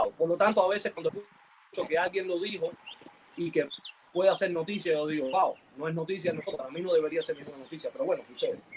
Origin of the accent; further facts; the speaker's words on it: Cuba; moved away; nosotros cuando salimos de Cuba fuimos despojados de todo. O sea, fuimos del proceso de que cuando tú te ibas no regresabas más.